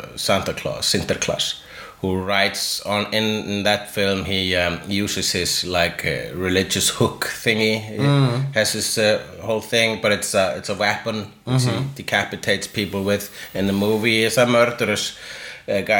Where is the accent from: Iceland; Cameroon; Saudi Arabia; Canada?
Iceland; I am Icelandic